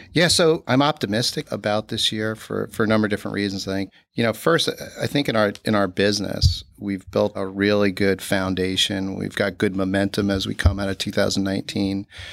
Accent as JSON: {"language": "English", "town": "Newburgh", "region": "New York", "country": "United States", "tie": "born or raised there", "said": "I grew up in Newburgh, New York, with, uh, my parents and my two brothers."}